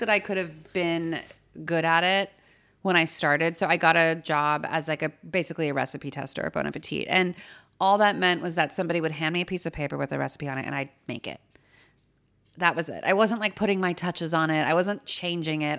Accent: Los Angeles, California, United States; born or raised there; moved away as an adult; also born or lived in San Francisco; now in New York, United States

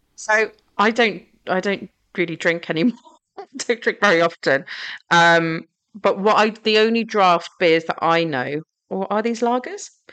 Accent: Gravesend, South East England, United Kingdom; I uh, grew up in Gravesend in Kent

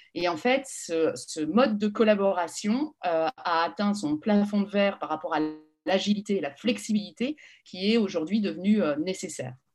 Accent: the Nord, Hauts-de-France, France; also born or lived in Paris; now in Lille, France; je suis parisienne d'origine, mmh. mais mes parents ont, rejoint le Nord, je devais avoir un an, donc en fait, jusqu'à mes 17 ans, jusqu'au bac, je suis restée dans le Nord.

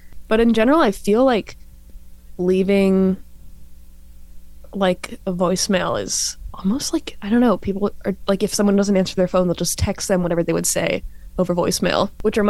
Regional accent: North Carolina, United States; moved away as an adult; now in Michigan, United States; I'm from North Carolina.

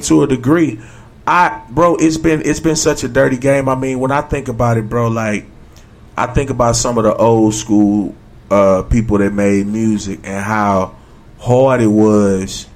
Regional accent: United States; I grew up in Washington Park

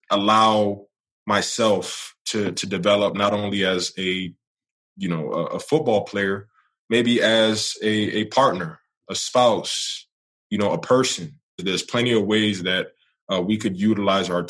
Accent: New York City, New York, United States; now in Charlotte, United States; I'm born and raised in New York.

